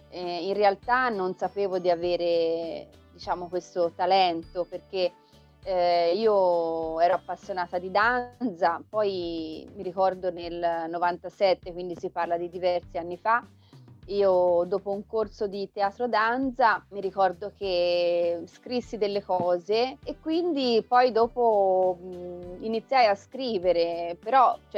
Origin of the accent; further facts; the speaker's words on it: Florence, Tuscany, Italy; now in Valdarno, Italy; Io sono fiorentina, diciamo sì, proprio di origine fiorentina, poi vabbè ultimamente mi sono trasferita un po' in campagna, nella zona del Valdarno, ma sono fiorentina